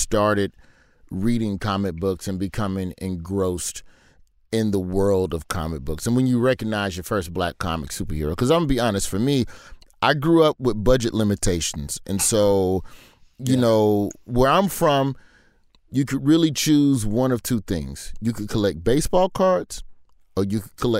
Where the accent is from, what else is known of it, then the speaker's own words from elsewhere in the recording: Birmingham, Alabama, United States; growing up in Birmingham, you did not go to the white side of town unless a white classmate had a birthday